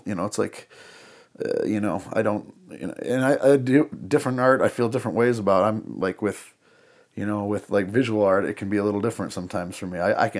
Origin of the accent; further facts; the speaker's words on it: Madison, South Dakota, United States; I grew up in Madison, South Dakota, so town of about 6,000 people